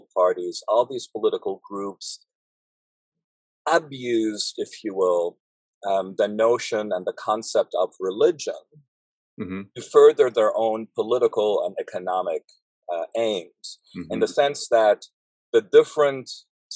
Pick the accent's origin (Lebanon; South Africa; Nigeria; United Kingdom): Lebanon; Beirut, Beirut Governorate; moved away; I grew up in Beirut in Lebanon.